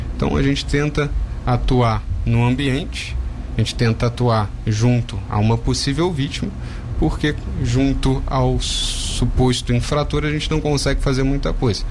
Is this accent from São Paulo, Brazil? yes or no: no; Rio de Janeiro, Brazil; moved away; sou carioca, morei lá a maior parte da minha vida